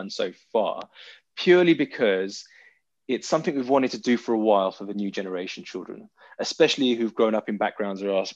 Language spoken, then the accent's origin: English; London, United Kingdom; growing up in South London, which is quite a rough, if not brutal, area to grow up in as a young guy